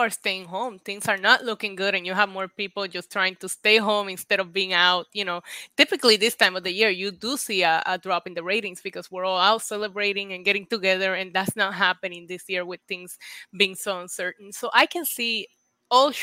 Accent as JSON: {"language": "English", "country": "Puerto Rico", "tie": "born or raised there", "said": "I grew up in Puerto Rico"}